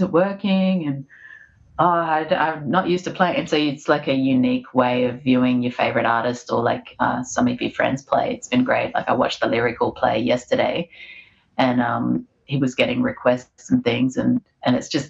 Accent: Australia; also born or lived in Fiji; I was born in Australia with my siblings because my dad's Aussie

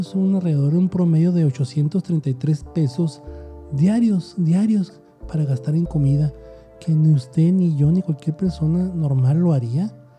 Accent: Mexico; como mexicano yo soy una de las personas que de veras quiere que este país siga adelante

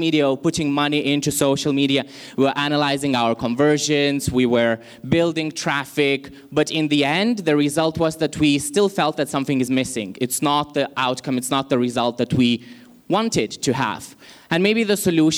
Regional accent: Lithuania; now in Malaysia; Originally, I come from Lithuania, but I've been in Malaysia for quite some time.

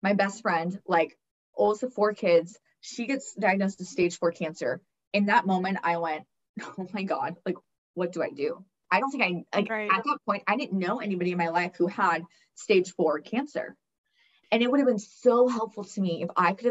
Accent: California, United States; I come from, you know, we're from California

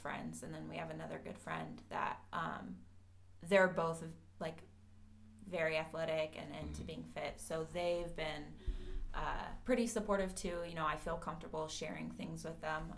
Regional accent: Austin, Texas, United States; moved away as an adult; now in Cleveland, United States; I am from Austin, Texas

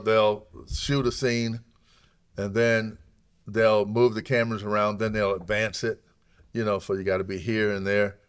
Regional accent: Alabama, United States; moved away; also born or lived in upstate New York; we grew up in Alabama, we hunted for food 'cause we are very poor. So when my dad moved to upstate New York

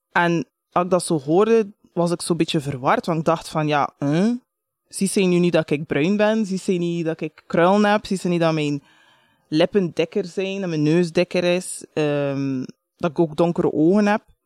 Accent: Bruges, Flanders, Belgium; ik ben geboren in Brugge, dat is echt niet zo exotisch

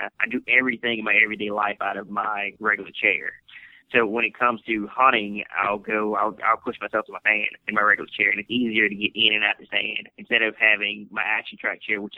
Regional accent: Baton Rouge, Louisiana, United States; Born and raised here in Louisiana

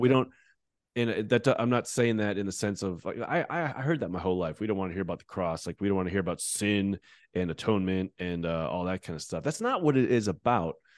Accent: United States; as an American evangelical

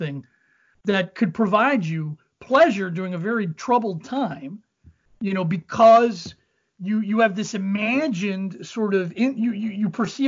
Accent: Cincinnati, Ohio, United States; moved away; I grew up in Cincinnati

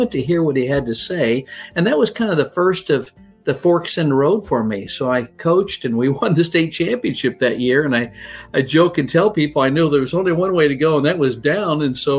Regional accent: Midwest, United States; Well, I grew up in the Midwest, and my father was a football coach at the high school level, so we moved a lot.

